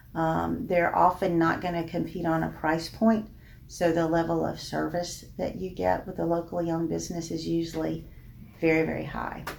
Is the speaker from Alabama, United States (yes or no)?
yes; Birmingham, Alabama, United States; I grew up in the Birmingham area.